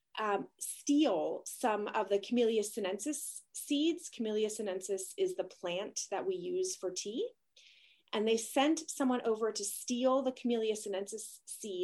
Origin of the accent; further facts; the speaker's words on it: Canada; I'm Canadian